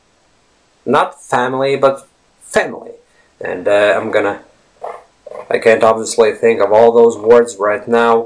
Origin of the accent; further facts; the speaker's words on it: Latvia; first language Latvian; English is a second language; We Latvians